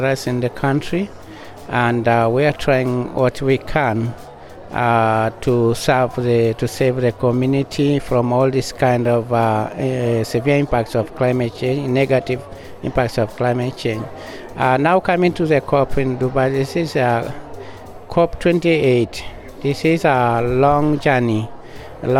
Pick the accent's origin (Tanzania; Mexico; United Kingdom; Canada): Tanzania; I'm from the Parakuyo Maasai pastoralists in Tanzania.